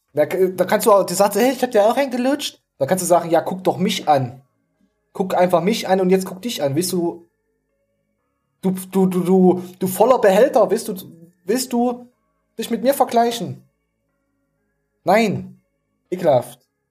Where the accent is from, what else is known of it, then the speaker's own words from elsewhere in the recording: East Germany, Germany; als Ostler